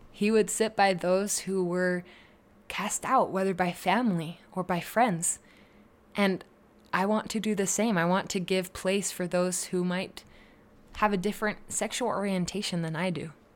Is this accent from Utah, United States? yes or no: yes; Utah, United States; I'm just from Utah. But really, that is part of who I am. That's part of why I am the way that I am, was where I grew up